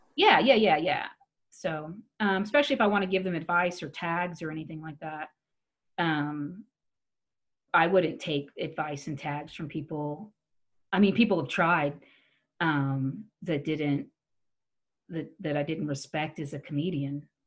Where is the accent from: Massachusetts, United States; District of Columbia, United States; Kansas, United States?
Kansas, United States; Wichita; also born or lived in New York City; now in Colorado, United States; I grew up in Wichita, Kansas, and especially the smaller towns